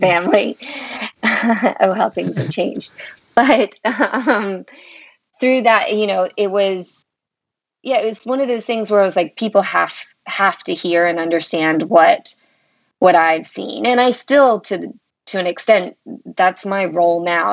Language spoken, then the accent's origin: English; North Carolina, United States; also born or lived in St Andrews, Scotland; I'm from North Carolina. I was um, raised here and actually currently reside in North Carolina